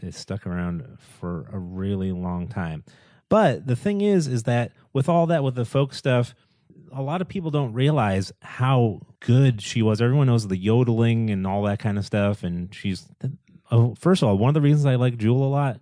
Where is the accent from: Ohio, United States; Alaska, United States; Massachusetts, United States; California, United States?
Massachusetts, United States; Boston; I'm from the Boston area